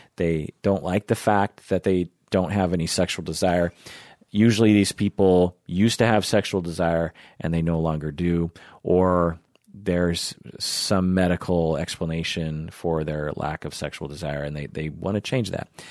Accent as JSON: {"language": "English", "town": "Issaquah", "region": "Washington", "country": "United States", "tie": "born or raised there", "said": "growing up in Issaquah, which is just a little bit east of Seattle"}